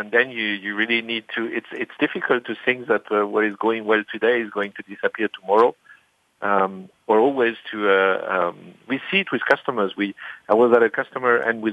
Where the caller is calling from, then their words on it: Heidelberg, Baden-Württemberg, Germany; in my office in at home um, in Germany in Heidelberg